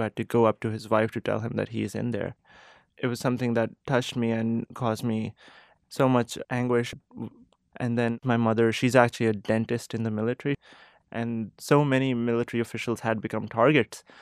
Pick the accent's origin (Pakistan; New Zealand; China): Pakistan; moved away as an adult; now in Boston, United States; I am from Pakistan. I was born and raised there.